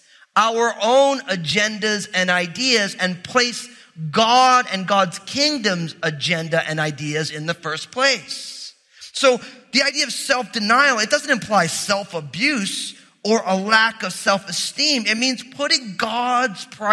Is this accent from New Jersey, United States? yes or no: yes; New Jersey, United States; I'm from New Jersey, which means I'm all messed up